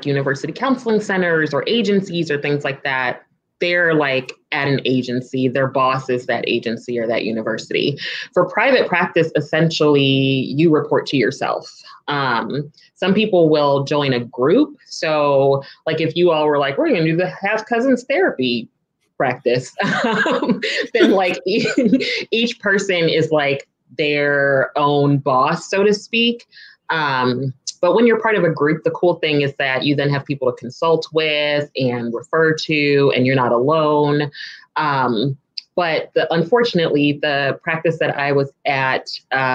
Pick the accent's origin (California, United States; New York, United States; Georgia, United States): California, United States; also born or lived in Midwest; now in DC, Maryland area, United States; I'm originally from California